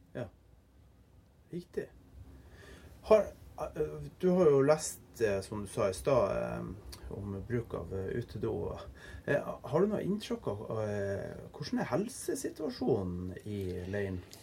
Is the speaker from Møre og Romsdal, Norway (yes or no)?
no; Andøya, Nordland, Norway; jeg er jo fra Andøya